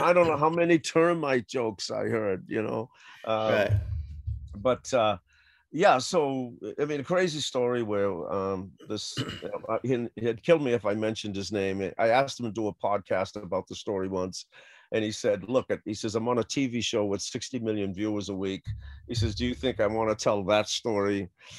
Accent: Boston, Massachusetts, United States; I grew up in Roxbury

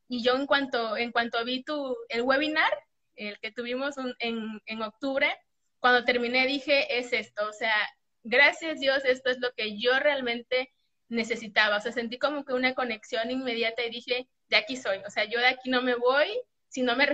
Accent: Mexico; soy de México, tengo 34 años

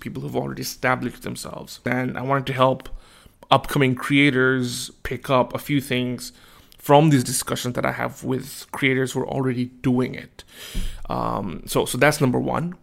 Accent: Bangladesh; now in Australia; I am from Bangladesh and I moved to Australia

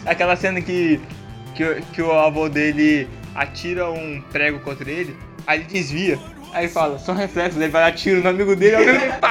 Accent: Espírito Santo, Brazil; Chegar no aeroporto com o passaporte. Sou capixaba.

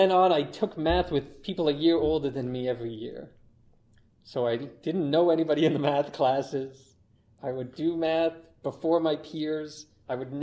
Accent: Durham Region, Ontario, Canada; I'm from Durham region, which is a little away from Toronto.

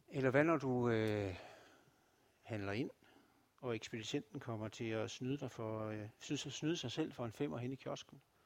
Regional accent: Denmark; som danskere

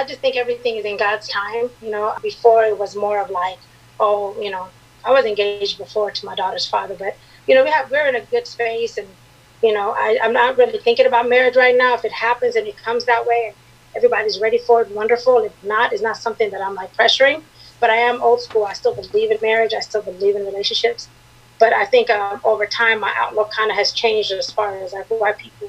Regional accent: San Diego, California, United States; also born or lived in Eritrea; now in Arizona, United States; I'm originally from Eritrea, that's in East Africa, but I grew up in San Diego

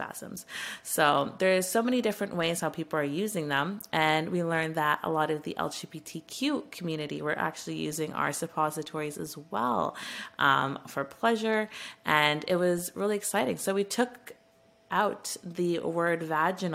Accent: Canada; as a Canadian

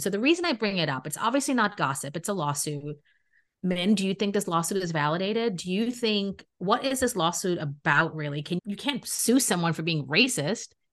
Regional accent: New York City, New York, United States; also born or lived in Trinidad and Tobago / Queens, New York; I'm a New Yorker, okay? And I grew up in Brooklyn

